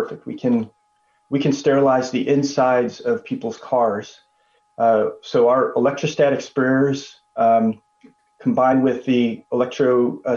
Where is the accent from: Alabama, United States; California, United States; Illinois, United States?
Illinois, United States; Chicago; I'm Chicago born and raised, son to Korean immigrant parents.